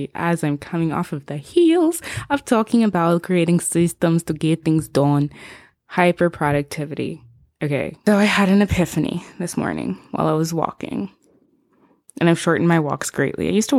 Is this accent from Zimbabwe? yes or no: yes; Zimbabwe; first language Shona; English is a second language; I'm from Zimbabwe originally. That's where I'm from. That's where I was born. But we speak Shona in the house.